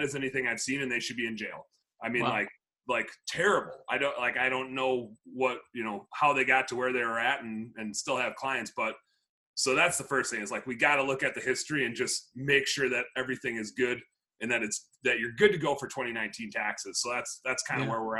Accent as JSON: {"language": "English", "region": "Wisconsin", "country": "United States", "moved": "yes", "lives_now": "Minneapolis, United States", "said": "I'm from Wisconsin"}